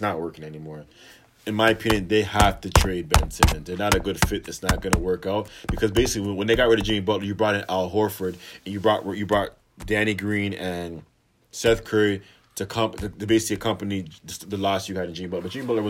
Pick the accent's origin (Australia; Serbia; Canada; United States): Canada; I'm a Canadian citizen